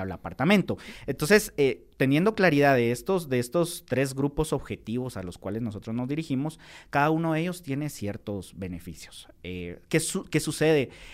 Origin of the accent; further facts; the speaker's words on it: Guatemala; nosotros como guatemaltecos